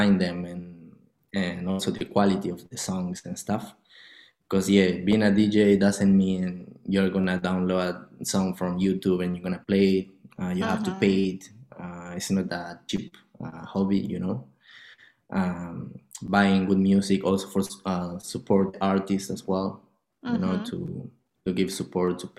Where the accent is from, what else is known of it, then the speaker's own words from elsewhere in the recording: Argentina; I'm coming from Argentina.